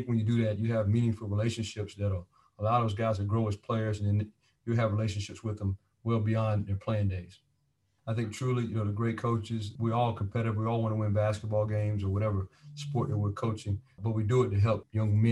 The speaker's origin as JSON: {"language": "English", "region": "North Carolina", "country": "United States", "tie": "born or raised there", "said": "at a school called Jack Britt High School in Fayetteville, North Carolina, my home state"}